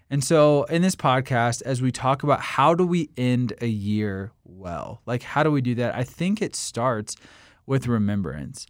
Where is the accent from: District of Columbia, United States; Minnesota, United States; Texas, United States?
District of Columbia, United States; Washington; my hometown of Washington, D C.